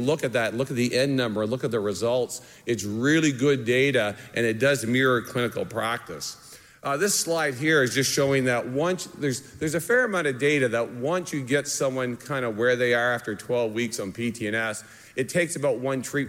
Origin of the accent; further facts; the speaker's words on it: Canada; moved away; I'm Canadian